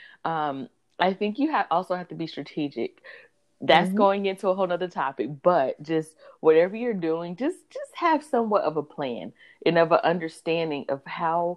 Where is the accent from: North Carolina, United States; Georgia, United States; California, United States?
North Carolina, United States; I am from North Carolina.